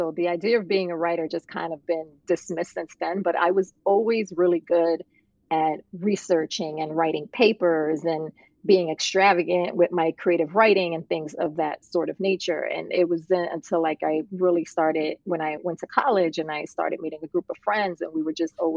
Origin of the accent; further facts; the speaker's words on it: New York City, New York, United States; also born or lived in Puerto Rico; I'm actually from Puerto Rico, but I grew up in Brooklyn, New York.